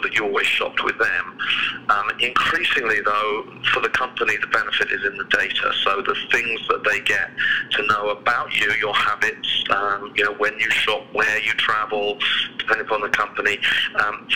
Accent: United Kingdom; moved away as an adult; now in United States; as you can probably tell from my accent, I'm not originally from around here. I was born in the UK, just to the south of London

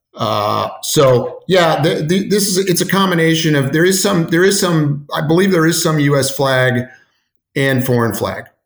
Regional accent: Indianapolis, Indiana, United States; now in Cleveland, United States; I grew up in Indianapolis

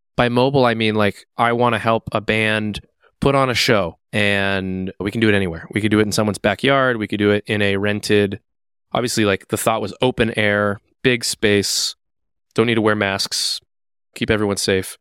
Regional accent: Seattle, Washington, United States; now in Twin Cities, United States; I'm from Seattle.

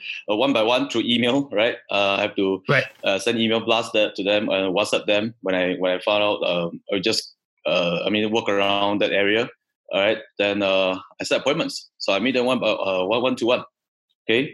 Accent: Sarawak, Malaysia; moved away; also born or lived in Singapore; I'm a Sarawakian, right? It's my hometown.

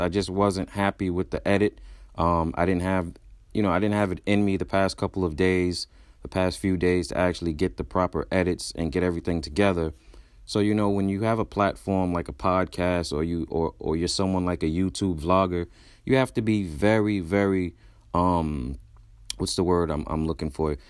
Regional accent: New York City, New York, United States; I'm from Brooklyn, uh, Brownsville, to be more exact

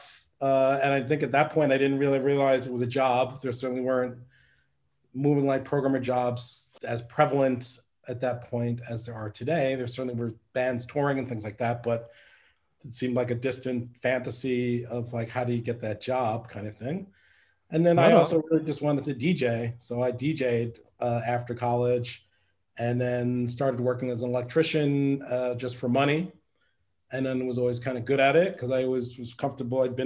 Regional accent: New York City, New York, United States; I grew up on the Upper West Side of Manhattan

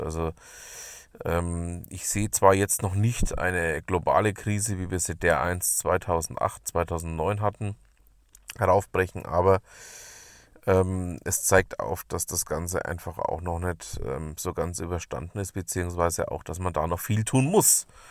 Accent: Germany; bei uns in Deutschland

